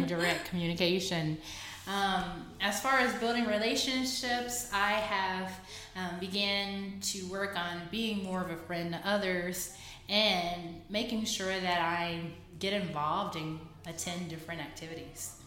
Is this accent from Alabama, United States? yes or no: no; Fort Worth, Texas, United States; moved away as an adult; also born or lived in Brazil / South Korea; now in China; I'm from Fort Worth, Texas.